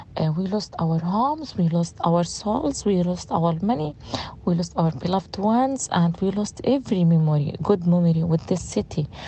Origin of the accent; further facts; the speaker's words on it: Gaza City, Gaza Strip, Palestine; English is a second language; moved away as an adult; also born or lived in Khan Yunis; now in Rafah, Palestine; I'm from Gaza city